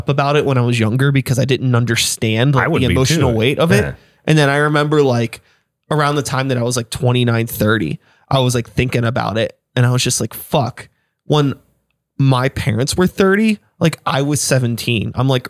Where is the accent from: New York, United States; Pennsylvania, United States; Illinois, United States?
Pennsylvania, United States; Wilkinsburg; I grew up in Wilkinsburg. So I'm like in the like inner city, you know what I mean?